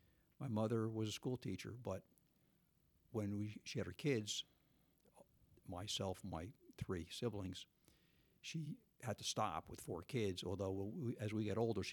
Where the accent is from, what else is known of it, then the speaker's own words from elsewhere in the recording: South River, New Jersey, United States; South River.